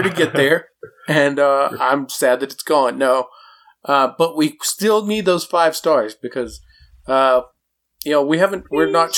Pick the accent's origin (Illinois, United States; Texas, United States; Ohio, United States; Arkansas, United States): Texas, United States; also born or lived in Montana; I'm from Montana, raised in Texas